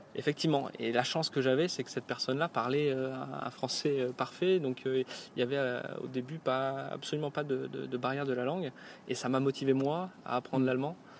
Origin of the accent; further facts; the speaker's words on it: France; first language French; moved away as an adult; also born or lived in Brittany; now in Germany; j'arrivais en tant que Français et le seul de l'entreprise